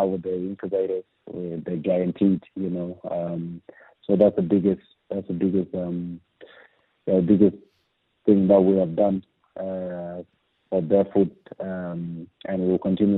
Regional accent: Andrews Farm, South Australia, Australia; born or raised there

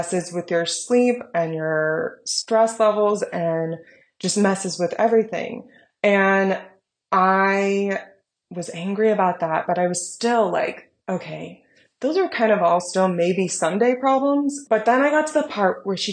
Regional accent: United States; I'm an American.

